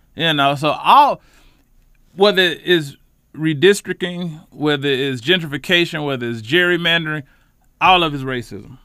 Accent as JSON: {"language": "English", "town": "Charlotte", "region": "North Carolina", "country": "United States", "tie": "born or raised there", "said": "I'm a lifelong Charlotte resident, Charlotte native from the West Side"}